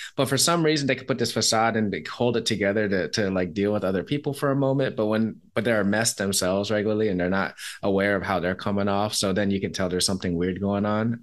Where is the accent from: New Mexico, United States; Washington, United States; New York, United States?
Washington, United States; Seattle; I'm from Seattle